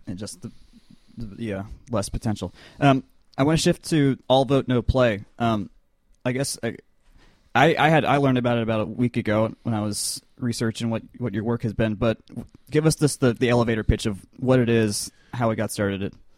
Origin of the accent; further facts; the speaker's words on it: Avondale Estates, Georgia, United States; Atlanta, or not, well, Atlanta, Avondale Estates